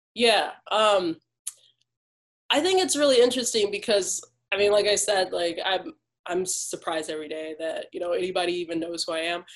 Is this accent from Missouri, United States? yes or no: no; Detroit, Michigan, United States; growing up in Detroit